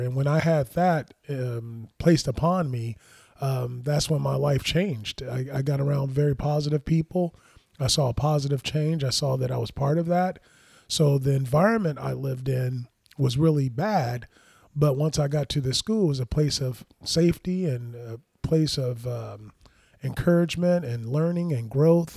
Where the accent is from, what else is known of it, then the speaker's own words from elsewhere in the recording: Los Angeles, California, United States; I grew up in Southern California in the Los Angeles area